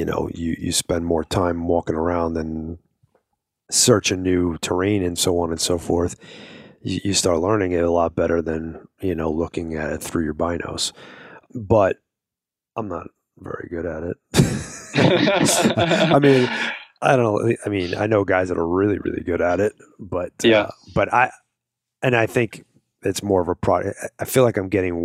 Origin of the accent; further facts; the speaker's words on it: Long Island, New York, United States; also born or lived in Brooklyn, New York; now in Arizona, United States; I was born in Brooklyn. I lived in Long Island until I moved out here